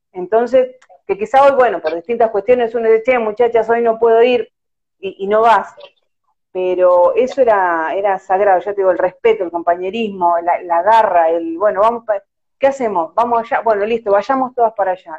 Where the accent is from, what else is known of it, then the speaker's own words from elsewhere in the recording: La Plata, Buenos Aires Province, Argentina; Sí, soy de la ciudad de La Plata